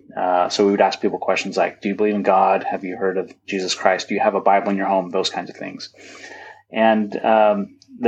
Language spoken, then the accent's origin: English; Utah, United States; growing up in Utah